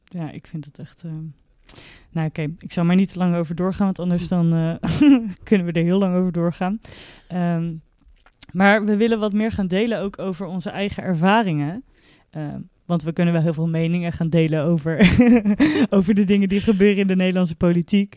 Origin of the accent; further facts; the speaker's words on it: Netherlands; als Nederlander